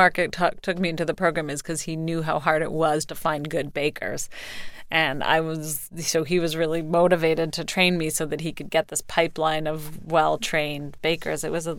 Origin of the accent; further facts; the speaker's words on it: Canada; moved away; I'm from Canada.